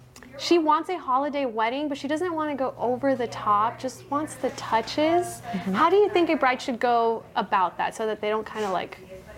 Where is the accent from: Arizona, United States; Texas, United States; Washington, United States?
Texas, United States; El Paso; now in South Texas, United States; I'm from El Paso and I'm from the desert